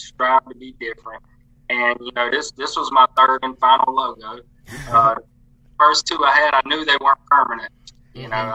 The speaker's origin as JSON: {"language": "English", "town": "Lumberton", "region": "North Carolina", "country": "United States", "moved": "yes", "lives_now": "Fayetteville, United States", "said": "I'm originally not from Fayetteville. I'm actually from a place called Lumberton, North Carolina"}